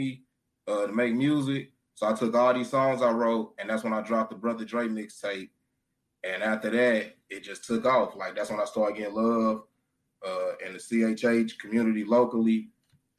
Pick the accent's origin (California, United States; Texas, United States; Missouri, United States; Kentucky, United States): Missouri, United States; St. Louis; Born and raised in St. Louis